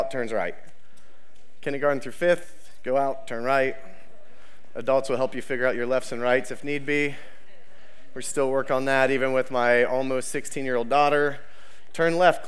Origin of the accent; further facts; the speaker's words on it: Ohio, United States; We are from Ohio. We are Ohio strong, right?